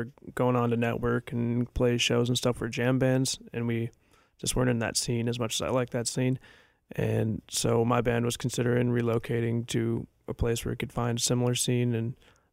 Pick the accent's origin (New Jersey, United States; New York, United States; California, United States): New York, United States; Buffalo; moved away as an adult; now in Austin, United States; I'm from Buffalo, New York area originally, and I've been in Austin for about 5